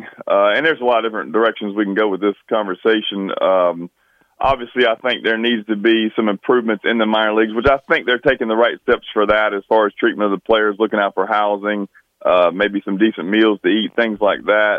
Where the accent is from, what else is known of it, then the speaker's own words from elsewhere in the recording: South Carolina, United States; moved away as an adult; now in Lincoln, United States; born and raised in South Carolina and stayed local, went to the University of South Carolina